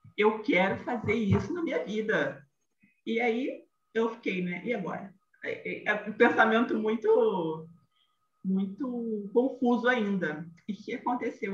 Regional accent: Rio de Janeiro, Brazil; accent: carioca; sou carioca, como o sotaque denuncia

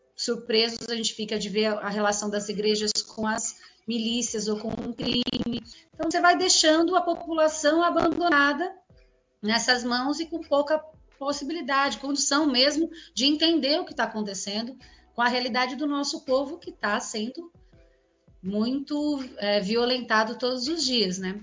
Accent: São Paulo, Brazil; also born or lived in Bauru; sou nascida e criada em Guaianazes, né, um bairro da periferia da cidade de São Paulo

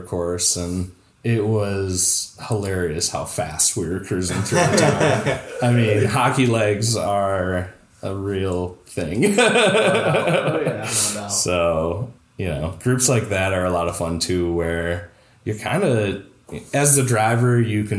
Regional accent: Toledo, Ohio, United States; if you're a Toledo person

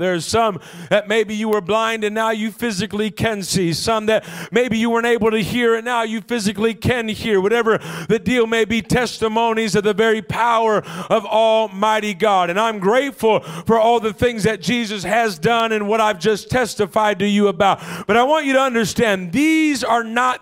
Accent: Los Angeles, California, United States; I'm from L.A.

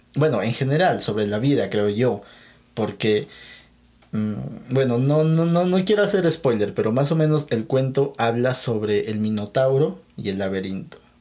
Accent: Peru; yo no soy mexicano, yo soy peruano

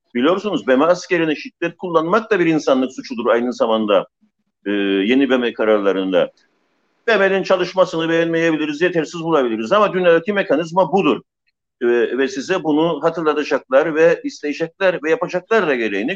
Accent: Famagusta, Famagusta District, Cyprus; Bir Mausalı olarak

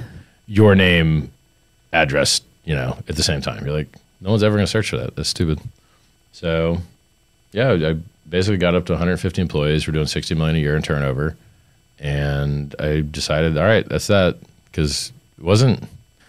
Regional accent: Fort Lauderdale, Florida, United States; I grew up in Fort Lauderdale.

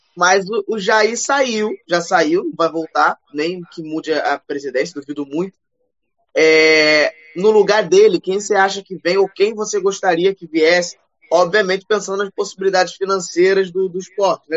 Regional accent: Rio de Janeiro, Brazil; mesmo sendo carioca

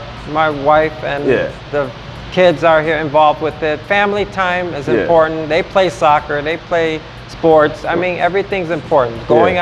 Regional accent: Grand Rapids, Michigan, United States; And I grew up with him in Grand Rapids where he fought, where I used to box.

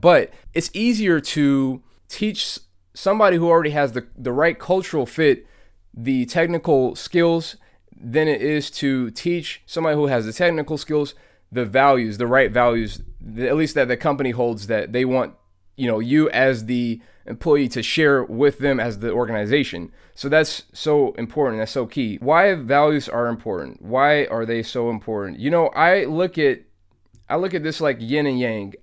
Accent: Atlanta, Georgia, United States; I'm born and bred in Atlanta, Georgia

